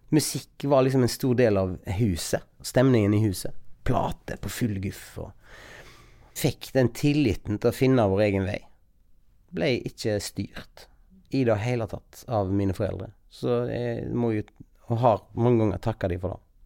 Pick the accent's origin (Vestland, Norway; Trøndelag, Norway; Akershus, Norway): Vestland, Norway; Bømlo; jeg er fra Bømlo